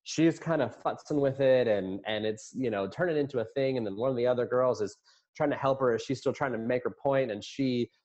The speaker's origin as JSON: {"language": "English", "region": "Virginia", "country": "United States", "tie": "born or raised there", "moved": "yes", "said": "I grew up in Virginia"}